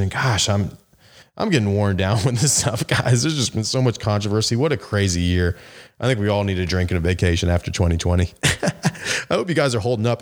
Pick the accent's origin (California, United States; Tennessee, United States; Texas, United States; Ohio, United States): Tennessee, United States; Memphis; my hometown of Memphis, Tennessee